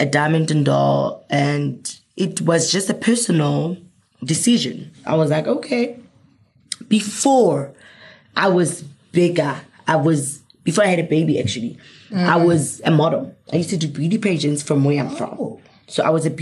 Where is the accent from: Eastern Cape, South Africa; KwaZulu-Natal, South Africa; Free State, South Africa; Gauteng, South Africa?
Free State, South Africa; moved away as an adult; now in Johannesburg, South Africa; I'm from Free State